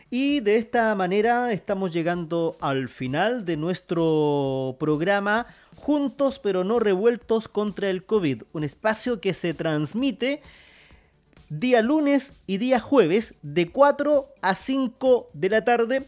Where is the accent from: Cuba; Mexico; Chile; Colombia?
Chile